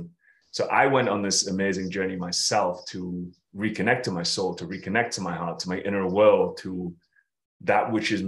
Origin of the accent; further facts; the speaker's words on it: United Kingdom; we're both British